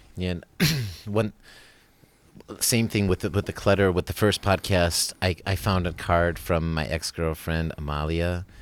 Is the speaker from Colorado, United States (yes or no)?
no; Wisconsin, United States; moved away as an adult; now in Germany; I'm coming from Wisconsin